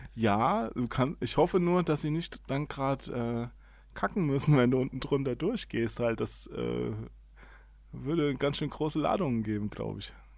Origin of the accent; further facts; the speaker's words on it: Hesse, Germany; Ich bin, ich bin Hesse, ich verschluck immer alle Endungen.